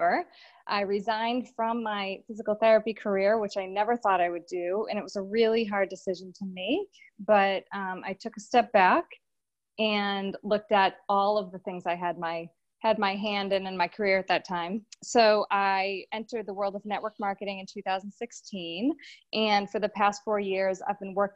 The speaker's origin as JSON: {"language": "English", "town": "Boston", "region": "Massachusetts", "country": "United States", "said": "I'm from Boston, Mass."}